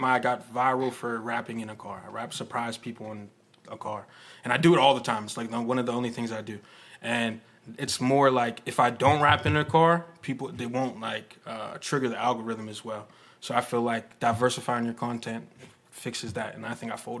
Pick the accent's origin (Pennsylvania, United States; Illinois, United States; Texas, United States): Pennsylvania, United States; McKeesport; I'm from McKeesport.